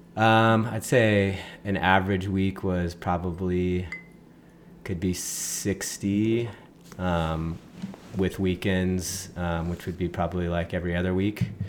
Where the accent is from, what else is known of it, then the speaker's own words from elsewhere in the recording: Laguna Beach, California, United States; also born or lived in Los Angeles, California; grew up uh, just kind of off Skyline here in Laguna